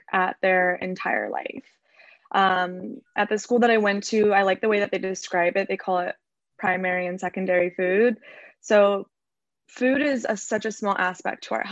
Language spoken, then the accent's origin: English; Orange County, California, United States; now in Los Angeles, United States; I grew up in Orange County in California. I'm currently living